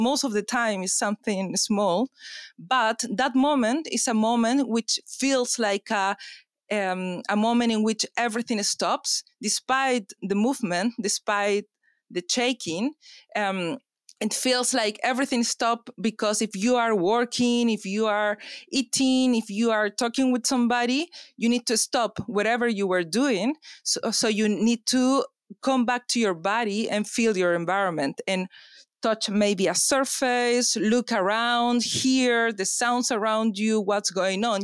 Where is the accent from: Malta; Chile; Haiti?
Chile; now in London, United Kingdom; I come from Chile